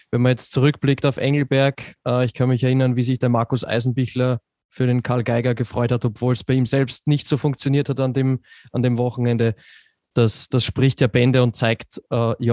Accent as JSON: {"language": "German", "country": "Austria", "said": "Äh, oder herumkupft, wie man so schön sagt bei uns in Österreich."}